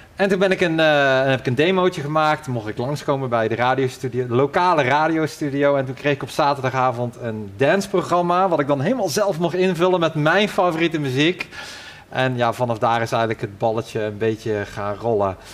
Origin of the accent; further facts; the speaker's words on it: Ossendrecht, North Brabant, Netherlands; now in Hoogstraten, Belgium; ik kom eigenlijk uit, eh, uit West-Brabant, Ossendrecht